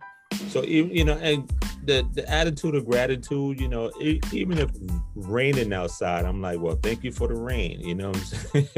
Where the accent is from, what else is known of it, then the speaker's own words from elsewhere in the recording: South Carolina, United States; also born or lived in New York; now in Atlanta, United States; I moved to New York from South Carolina in the 80s, and then in 06, I moved to Atlanta.